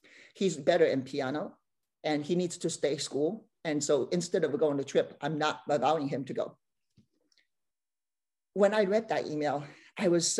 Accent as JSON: {"language": "English", "country": "China", "tie": "born or raised there", "also_born_or_lived": "Beijing", "moved": "as an adult", "lives_now": "Bay Area, United States", "said": "growing up in China"}